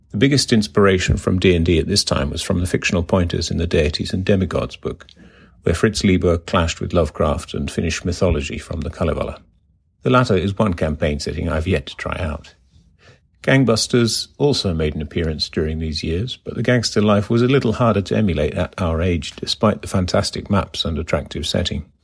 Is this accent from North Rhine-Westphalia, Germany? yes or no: yes; North Rhine-Westphalia, Germany; also born or lived in Finland; I was born in Finland and spent most of my childhood in various nations in Europe. The longest stay of six years or so being in West Germany near Bonn.